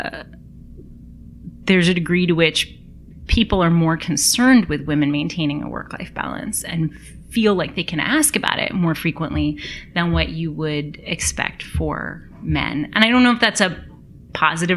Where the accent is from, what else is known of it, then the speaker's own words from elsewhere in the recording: United States; being an American